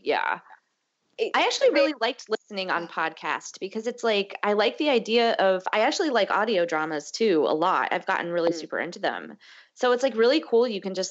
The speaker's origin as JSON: {"language": "English", "region": "Northeast", "country": "United States", "tie": "born or raised there", "said": "I hate cold weather, but I grew up in the Northeast, so I'm just like used to it."}